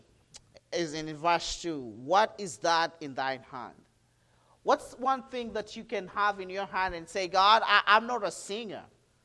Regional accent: Kenya; I'm from Kenya, Africa

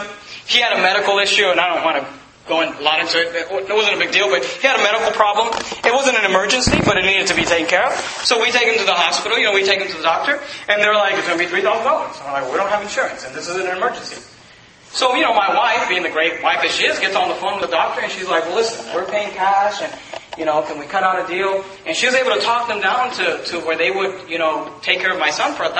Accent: United States; I'm thankful I'm an American. I'm thankful I live in America

